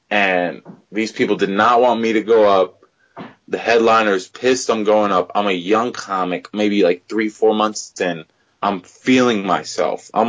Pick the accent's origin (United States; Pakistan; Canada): Pakistan; I'm like, uh, I'm from Pakistan he's like, "Oh, you were saying you good," and then the security let me go. You know, otherwise, if I had not been a, from Pakistan, if I say India